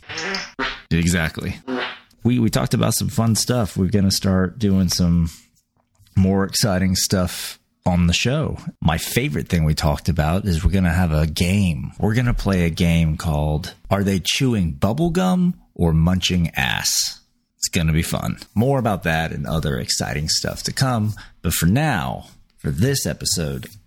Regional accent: the South, United States; I'm from the South, the dirty, dirty South

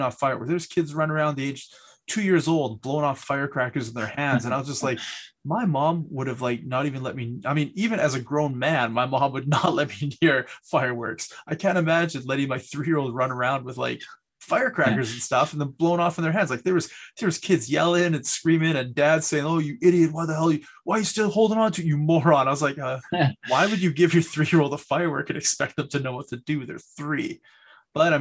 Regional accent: British Columbia, Canada; I grew up in a town where it was like super touristy. So every long weekend, the town would be packed. The hotels would be full. The marinas would be full. All the people from Vancouver area and Alberta would come out to party at like the warmest place in Canada

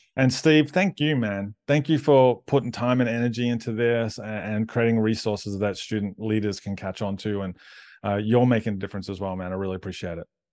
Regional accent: Australia; I'm Aussie

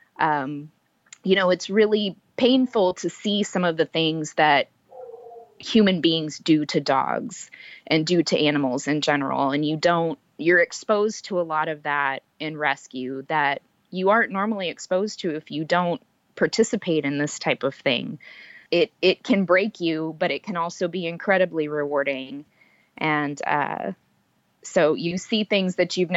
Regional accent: San Antonio, Texas, United States; being from San Antonio

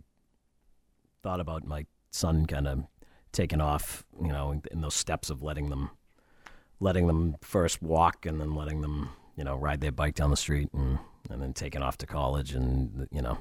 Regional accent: Brockton, Massachusetts, United States; also born or lived in Scituate, Massachusetts / Boston, Massachusetts; I'm actually originally from Brockton, Mass. Moved to Scituate in eighth grade, went to high school here

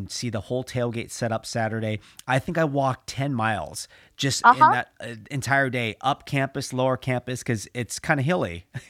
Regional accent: California, United States; I'm from California.

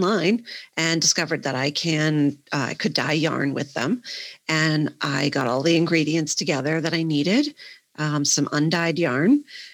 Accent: Worcester, Massachusetts, United States; I live in Worcester. I'm from Worcester

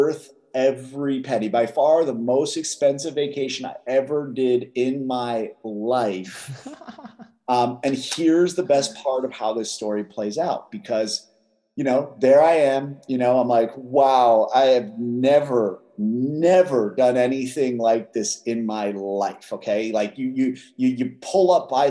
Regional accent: Philadelphia, Pennsylvania, United States; I grew up in West Philadelphia

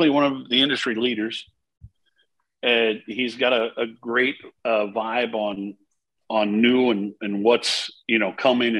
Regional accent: Maine, United States; I grew up in my household in Maine.

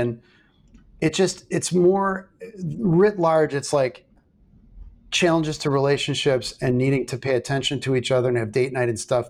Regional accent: River Forest, Illinois, United States; Tony Accardo's from my hometown. So River Forest

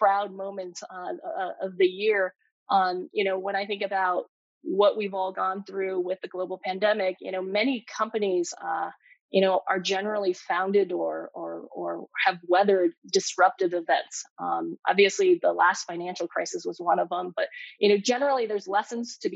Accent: Bay Area, California, United States; growing up in the Bay Area, living here for so long

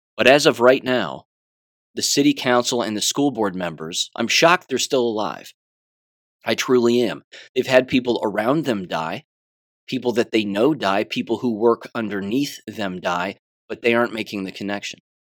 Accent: United States; as an American

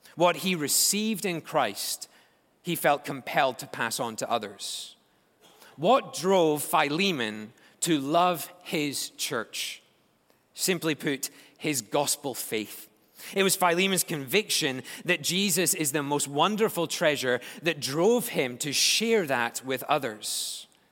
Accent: Scotland, United Kingdom; moved away; As a Scotsman

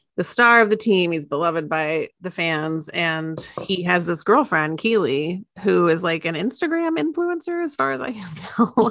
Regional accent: United States; I am an American

